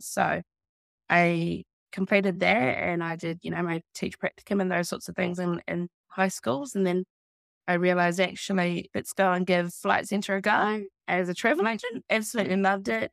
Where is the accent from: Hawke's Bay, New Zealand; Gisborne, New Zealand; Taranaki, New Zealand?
Taranaki, New Zealand; also born or lived in Florida; born and raised Taranaki and born and raised in Balblock